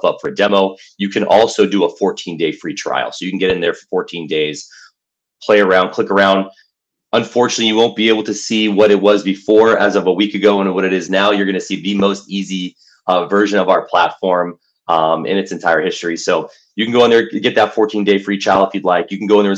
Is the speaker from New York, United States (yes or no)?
no; Los Angeles, California, United States; I'm born and raised in Los Angeles